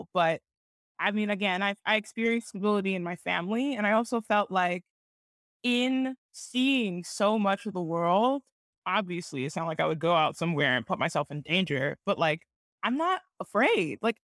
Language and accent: English; Cincinnati, Ohio, United States; born there; also born or lived in Geneva, Switzerland; So I was born in, I was born in Cincinnati, and my sister Kendra was born in Cincinnati.